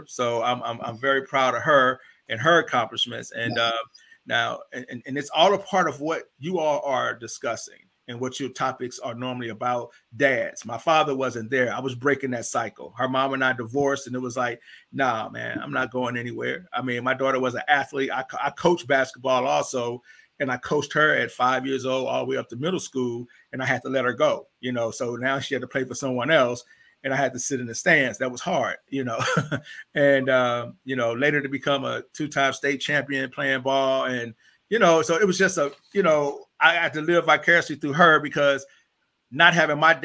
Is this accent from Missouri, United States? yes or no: yes; St. Louis, Missouri, United States; moved away as an adult; I'm originally from St. Louis, Missouri. I lived there till like 19